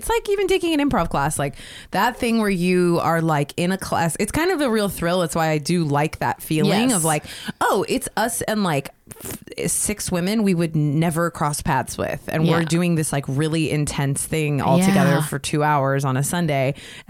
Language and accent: English; New York, United States; now in Pasadena, United States; and I'm from New York, so, you know, I mean, I'm used to it, because on the sidewalks in New York, you got to walk a certain way in the sidewalks.